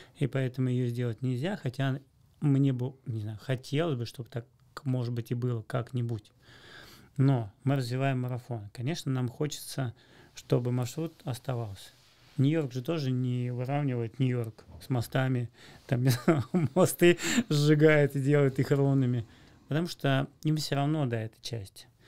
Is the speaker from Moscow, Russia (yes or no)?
yes; Moscow, Russia; я из Москвы